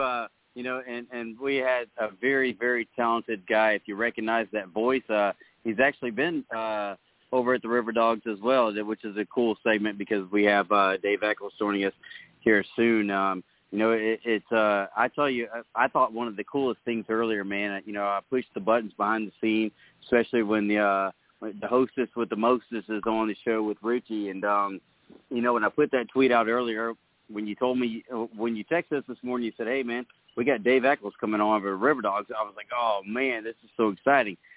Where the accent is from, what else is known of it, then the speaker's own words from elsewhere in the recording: Walterboro, South Carolina, United States; I grew up near Walterboro